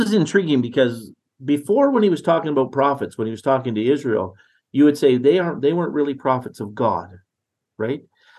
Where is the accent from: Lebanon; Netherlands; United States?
Netherlands; now in Canada; I'm from Holland. My parents are Dutch, right?